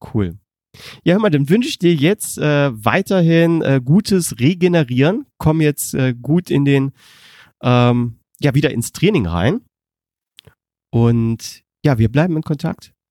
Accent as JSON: {"language": "German", "country": "Germany", "said": "als Deutscher"}